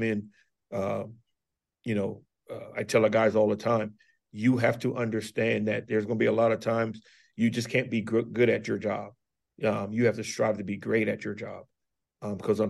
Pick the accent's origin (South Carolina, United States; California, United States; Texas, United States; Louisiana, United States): South Carolina, United States; Charleston; now in Bluefield, United States; I'm from Charleston, South Carolina, and went back home last year for Christmas